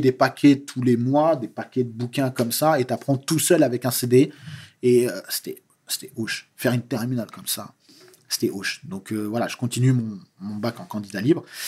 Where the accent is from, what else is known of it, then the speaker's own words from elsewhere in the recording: France; je suis français